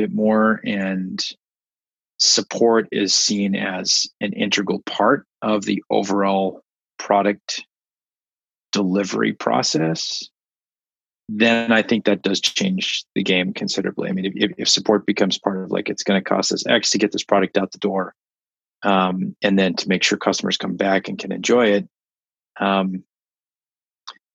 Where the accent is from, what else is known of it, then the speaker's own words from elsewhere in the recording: Midwest, United States; I grew up in the Midwest dairy country